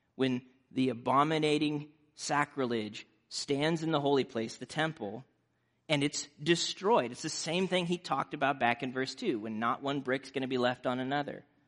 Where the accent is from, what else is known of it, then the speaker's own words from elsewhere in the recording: Nebraska, United States; growing up in Nebraska